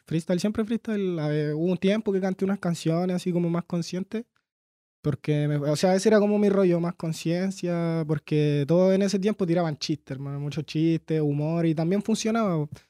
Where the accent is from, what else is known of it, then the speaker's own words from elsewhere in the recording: Santiago, Santiago Metropolitan Region, Chile; also born or lived in Coquimbo, Chile; nací en Coquimbo, pero estuve tres, cuatro años nomás y en Peñalolén toda la vida